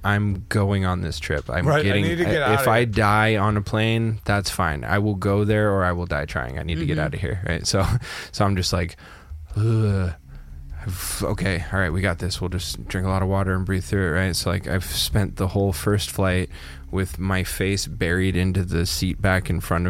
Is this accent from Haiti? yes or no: no; Canada; moved away as an adult; also born or lived in Texas; I grew up in that small town